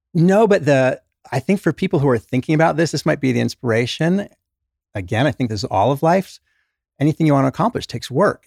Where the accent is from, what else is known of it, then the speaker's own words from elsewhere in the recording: England, United Kingdom; also born or lived in New York; now in Utah, United States; Was born in New York, grew up in England